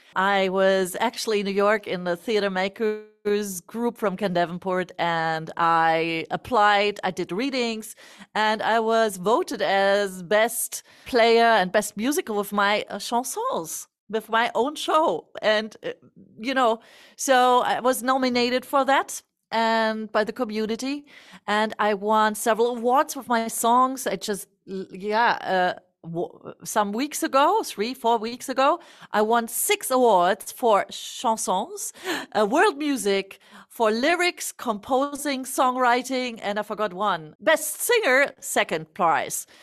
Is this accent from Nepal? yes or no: no; Germany; born or raised there